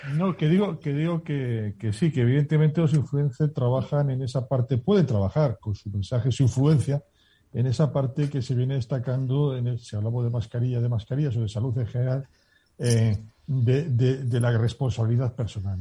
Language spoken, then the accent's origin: Spanish; Toledo, Castilla-La Mancha, Spain; no soy gallego, que soy de Toledo.